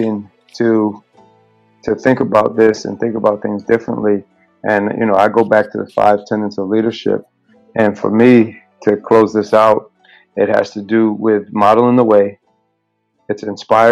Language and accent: English; Rochester, New York, United States; Wegmans from my hometown, Rochester, New York